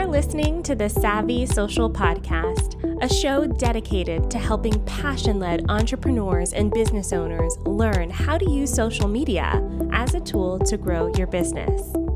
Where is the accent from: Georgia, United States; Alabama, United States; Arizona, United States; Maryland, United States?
Georgia, United States; Atlanta; I'm from Atlanta.